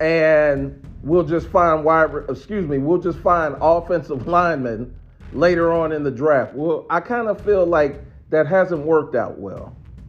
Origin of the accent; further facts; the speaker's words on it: Maryland, United States; also born or lived in Northeast Ohio; I'm originally from Northeast Ohio, raised in Maryland